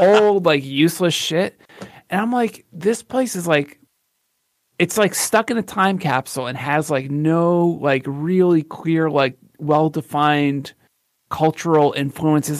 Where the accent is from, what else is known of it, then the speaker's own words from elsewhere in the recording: Philadelphia, Pennsylvania, United States; I'm from Philly